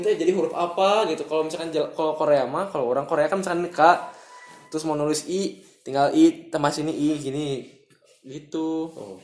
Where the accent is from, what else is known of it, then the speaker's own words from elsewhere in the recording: Bandung, West Java, Indonesia; kita orang Bandung misalkan merantau ke Jakarta